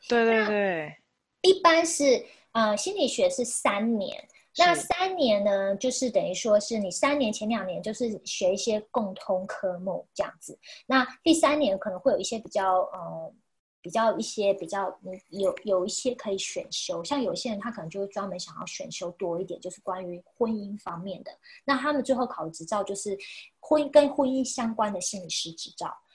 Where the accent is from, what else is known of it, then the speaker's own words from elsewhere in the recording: Chiayi, Taiwan; moved away as an adult; also born or lived in Taipei; now in United States; 因为我是嘉义人